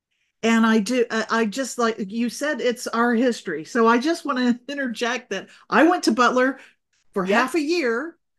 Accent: Saudi Arabia; I had been living and growing up in Saudi Arabia, where I was a minority

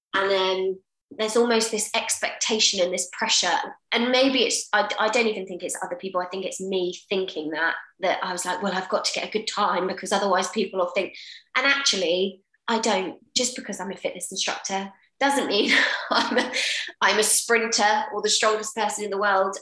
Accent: Portsmouth, South East England, United Kingdom; moved away as an adult; I was born in Portsmouth. So I am Portsmouth born and bred.

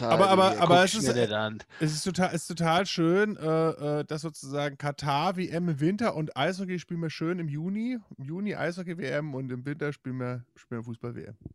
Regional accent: England, United Kingdom; hat total lange für Marseille gespielt, was ich als Engländer ja.

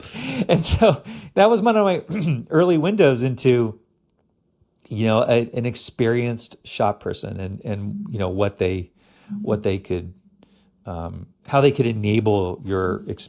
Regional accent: Virginia, United States; I grew up in Northern Virginia outside Washington, D.C., and the big ski shop was Ski Chalet

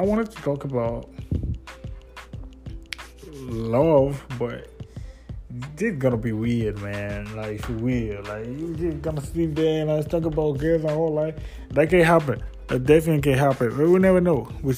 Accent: DR Congo; English is a second language; moved away as an adult; now in Ottawa, Canada; I was born and raised in Congo, DRC

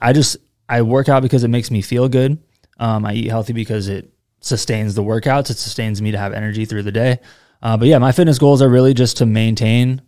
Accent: Seattle, Washington, United States; now in Austin, United States; I'm from Seattle

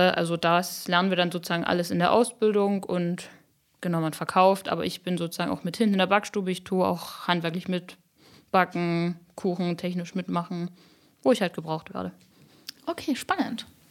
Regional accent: Upper Lusatia, Saxony, Germany; ich liebe meine Heimat und die Oberlausitz und ich finde das super schön hier

